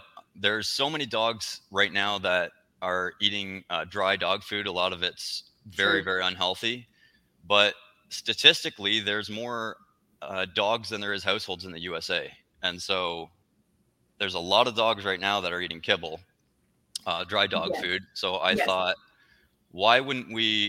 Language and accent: English; Canada; moved away as an adult; now in United States; So we're originally from Canada